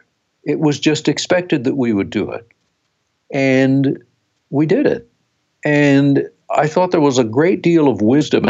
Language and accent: English; South Dakota, United States; We grew up in South Dakota, in a small town